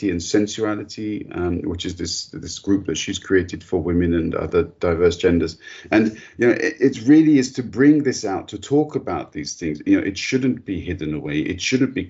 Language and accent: English; United Kingdom; moved away; I was born British and I grew up in the UK